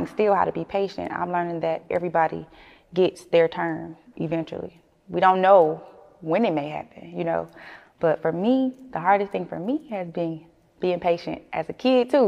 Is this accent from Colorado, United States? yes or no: no; Flint, Michigan, United States; moved away; growing up in Flint, man, everybody's a family